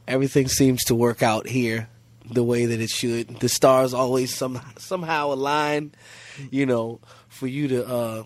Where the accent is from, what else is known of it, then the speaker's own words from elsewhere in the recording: Washington, District of Columbia, United States; also born or lived in New York; now in New Orleans, United States; I grew up in D.C. I grew up in Washington, D.C.